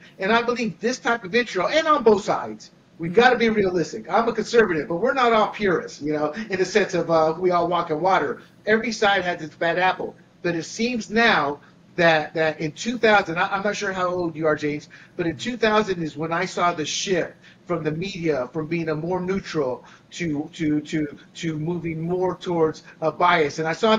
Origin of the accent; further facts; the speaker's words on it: Panama; I was born and raised in Panama as an American citizen who experienced. I say experienced because I did not live under the two dictators. I was the protected citizen because I was an American citizen.